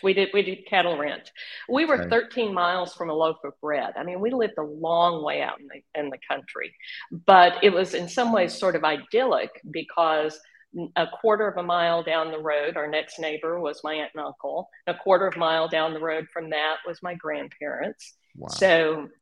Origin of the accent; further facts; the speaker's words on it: Frogville, Oklahoma, United States; also born or lived in Paris, Texas; I was raised on a cattle ranch in Frogville, Oklahoma